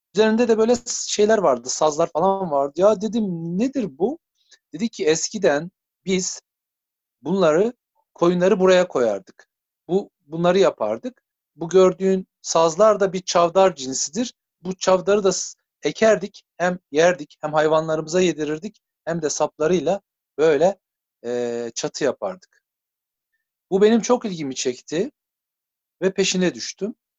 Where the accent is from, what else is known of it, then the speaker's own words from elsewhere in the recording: Muratlar, Turkey; bizim Muratlar köyü büyük bir köy